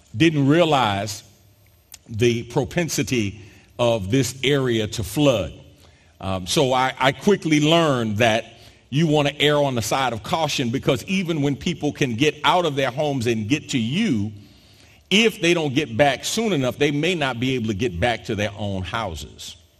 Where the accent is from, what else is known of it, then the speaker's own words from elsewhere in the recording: New York, United States; moved away as an adult; also born or lived in South Jersey / Philadelphia; now in Houston, United States; I'm from New York originally and grew up between New York and South Jersey